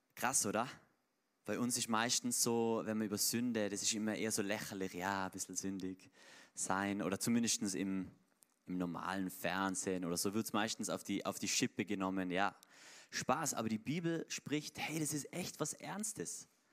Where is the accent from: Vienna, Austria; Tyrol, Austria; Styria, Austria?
Tyrol, Austria